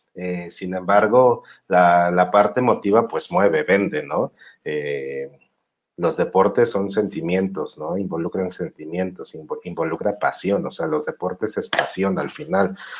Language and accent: Spanish; Mexico